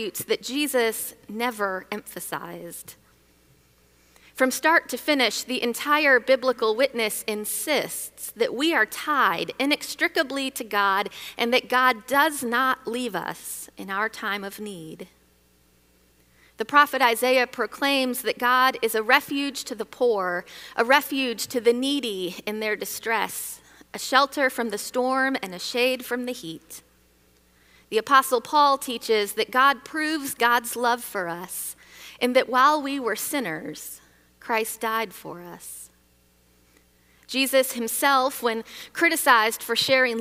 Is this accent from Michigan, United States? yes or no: yes; Michigan, United States; Growing up in Michigan